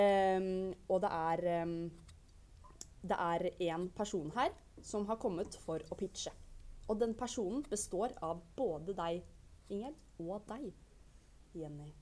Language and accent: Norwegian; Bergen, Vestland, Norway; Jeg er fra Bergen, beklager dialekten.